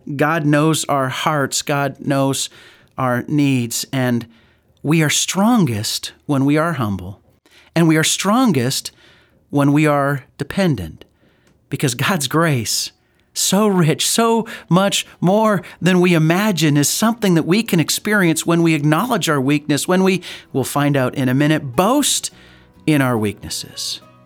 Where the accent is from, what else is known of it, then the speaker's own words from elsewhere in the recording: Calgary, Alberta, Canada; growing up in Calgary